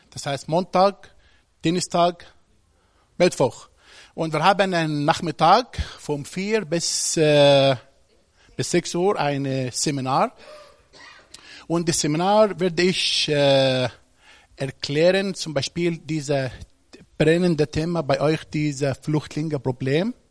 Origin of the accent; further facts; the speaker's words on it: Egypt; Ich komme aus Ägypten